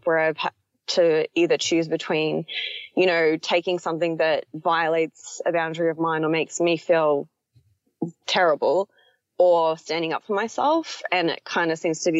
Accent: Australia; moved away as an adult; I am Australian, but I'm living in another country and have been for 2 years.

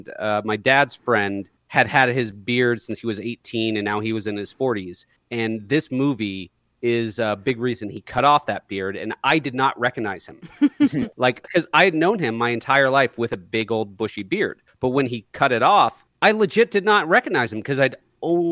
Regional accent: Portland, Oregon, United States; I'm from Portland, Oregon.

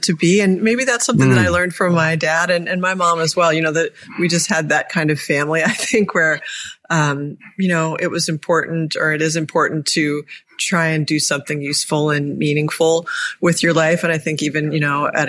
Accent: Annapolis, Maryland, United States; my hometown here in Annapolis, Maryland

